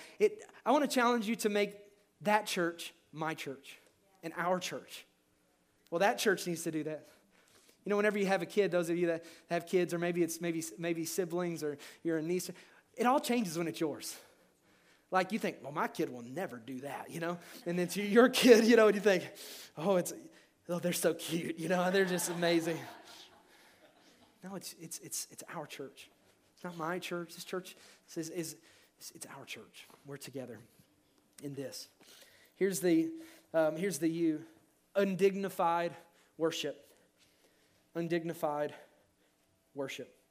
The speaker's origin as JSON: {"language": "English", "region": "Kentucky", "country": "United States", "tie": "born or raised there", "said": "I grew up in Kentucky"}